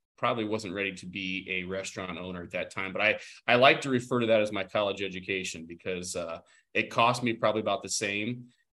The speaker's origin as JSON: {"language": "English", "region": "Ohio", "country": "United States", "tie": "born or raised there", "said": "I'm born and raised in Ohio"}